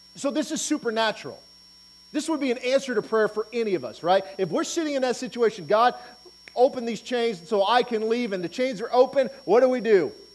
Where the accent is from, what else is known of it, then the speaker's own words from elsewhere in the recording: Auburn, Nebraska, United States; Living, growing up in Auburn, Nebraska